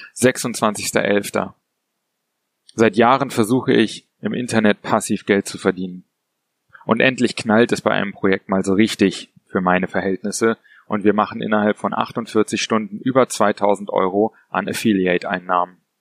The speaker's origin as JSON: {"language": "German", "region": "Berlin", "country": "Germany", "moved": "yes", "said": "Ich bin Berliner und habe die Stadt schon oft verlassen"}